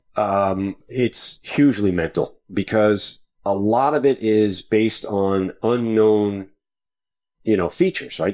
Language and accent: English; Long Island, New York, United States; Originally from New York, way out